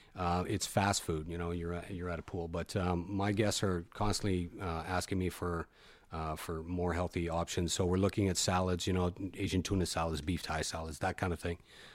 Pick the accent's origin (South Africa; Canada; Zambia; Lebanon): Canada; I am Canadian.